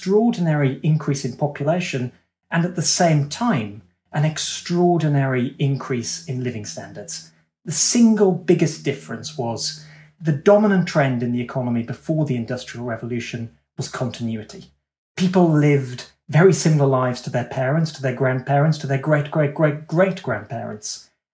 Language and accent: English; United Kingdom; myself and you, Dan, as British people